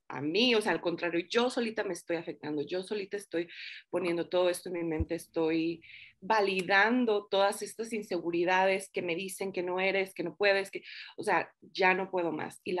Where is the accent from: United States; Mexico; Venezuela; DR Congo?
United States; Los Angeles, California; now in Denver, United States; bueno, yo crecí en Los Ángeles, California, ahorita estoy en Denver, Colorado. Hace cuatro años que vine aquí con mi esposo, igual buscando nuevas oportunidades